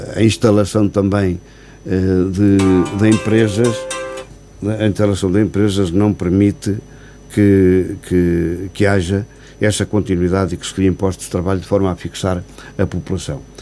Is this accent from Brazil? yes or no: no; Sabugal, Guarda, Portugal; os 12 anos de presidente junto à freguesia da Rovina, da minha aldeia, portanto, a aldeia onde eu nasci e aldeia, onde vivo, onde resido também.